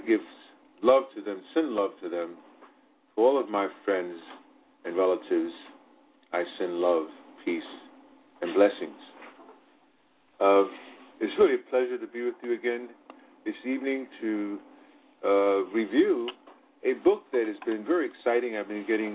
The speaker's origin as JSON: {"language": "English", "region": "Virginia", "country": "United States", "tie": "born or raised there", "moved": "yes", "lives_now": "Brooklyn, New York, United States", "said": "Even though I was born in Virginia, I live now and spent most of my life, my adulthood life, living in Brooklyn, New York."}